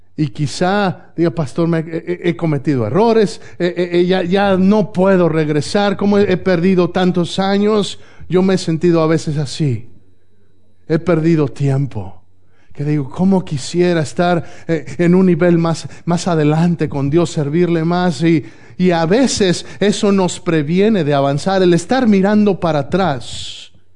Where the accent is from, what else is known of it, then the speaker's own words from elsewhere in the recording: Mexico; moved away; Si yo estoy en México, en mi país natal